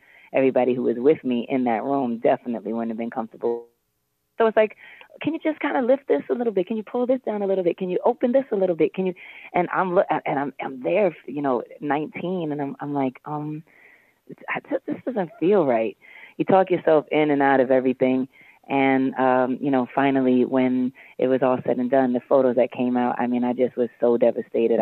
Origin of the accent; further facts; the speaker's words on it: New York City, New York, United States; I was 18, 19, and I had these cornrows, and I was from Harlem